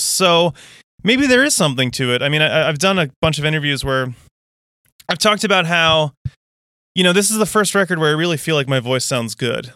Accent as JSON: {"language": "English", "country": "United States"}